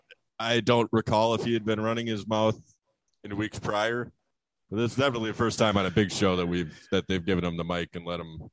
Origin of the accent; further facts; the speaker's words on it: United States; I'm an American.